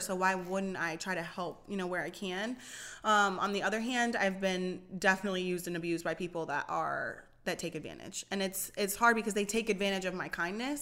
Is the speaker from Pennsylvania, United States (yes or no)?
yes; Pennsylvania, United States; moved away as an adult; also born or lived in Allentown, Pennsylvania / Dover, Delaware; now in Delaware, United States; I'm from Pennsylvania. I lived in North East Pennsylvania